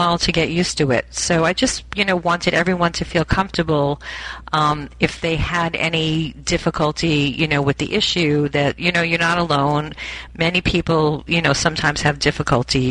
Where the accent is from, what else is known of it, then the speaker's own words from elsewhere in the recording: Long Island, New York, United States; I grew up in Long Island, which is like suburban